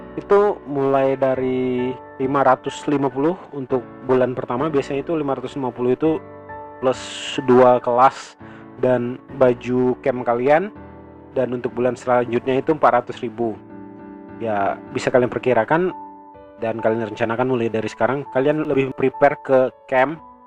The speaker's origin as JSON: {"language": "Indonesian", "region": "Riau", "country": "Indonesia", "said": "Saya orang Riau"}